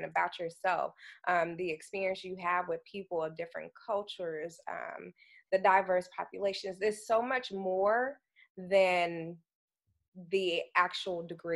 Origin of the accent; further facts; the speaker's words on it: Dallas, Texas, United States; I'm from Dallas, Texas